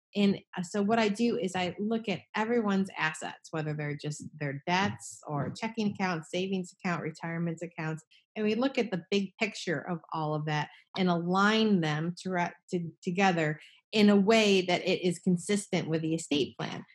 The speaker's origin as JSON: {"language": "English", "region": "New Jersey", "country": "United States", "said": "I'm from New Jersey"}